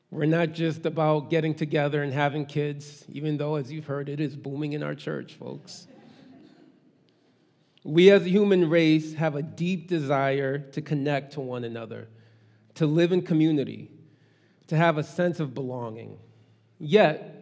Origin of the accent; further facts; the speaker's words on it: Boston, Massachusetts, United States; first language Haitian Creole and English; also born or lived in Brockton / Haiti (parents); I was born and raised in Boston